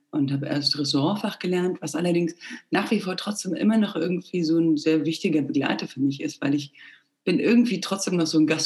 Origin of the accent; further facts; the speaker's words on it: Plauen, Saxony, Germany; also born or lived in Bulgaria; now in Munich, Germany; Nee, in Plauen. Nee. Also ich bin in Bulgarien geboren.